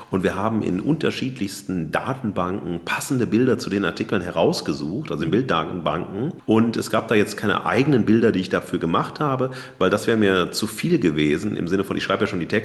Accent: North Rhine-Westphalia, Germany; Äh, ich komme ja aus dem Ruhrgebiet, ne?

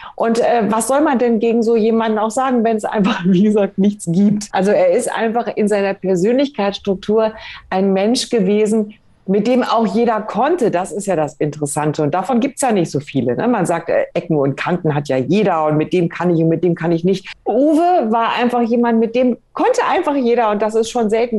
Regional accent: Germany; uns Deutschen

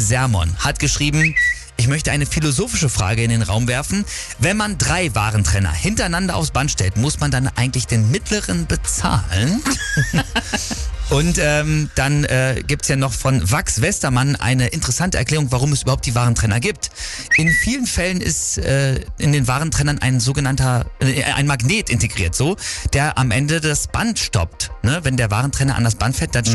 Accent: East Frisia, Lower Saxony, Germany; das wusste selbst ich als Ostfriese nicht, aber wie pragmatisch wir Ostfriesen sind

